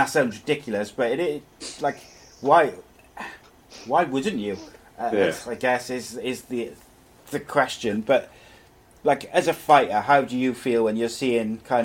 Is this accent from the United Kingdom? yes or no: yes; Wales, United Kingdom; As a Welshman myself